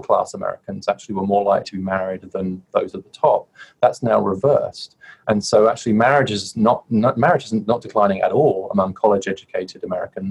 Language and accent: English; United Kingdom; moved away as an adult; now in United States